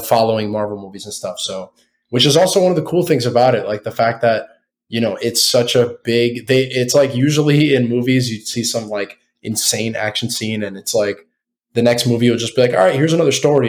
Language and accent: English; United States; we're all American.